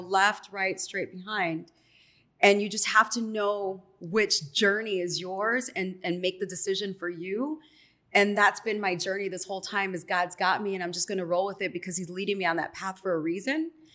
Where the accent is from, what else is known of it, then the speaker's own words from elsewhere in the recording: Chicago, Illinois, United States; moved away as an adult; also born or lived in Miami; now in Los Angeles, United States; doing part-time in my hometown, Market three of Chicago